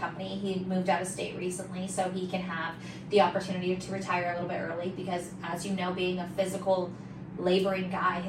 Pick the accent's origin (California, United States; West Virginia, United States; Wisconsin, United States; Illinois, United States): California, United States; Lakeside; also born or lived in La Mesa, California; So I was born right there in La Mesa and then I grew up in Lakeside, California.